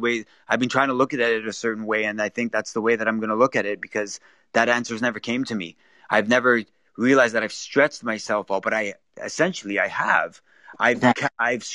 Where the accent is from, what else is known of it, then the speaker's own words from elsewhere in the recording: Toronto, Ontario, Canada; I'm from Toronto, Canada